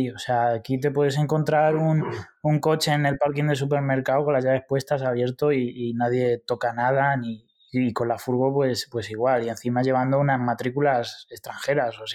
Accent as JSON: {"language": "Spanish", "country": "Spain", "moved": "yes", "said": "la verdad es que desde que salí de España, porque en Bélgica ya lo empecé a notar"}